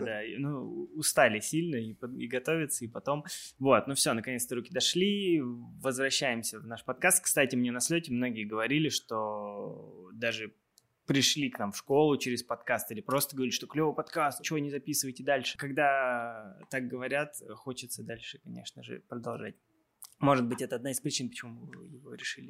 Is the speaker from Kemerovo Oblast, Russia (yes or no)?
yes; Kemerovo, Kemerovo Oblast, Russia; also born or lived in Saint Petersburg; now in Moscow, Russia; я из Кемерово сам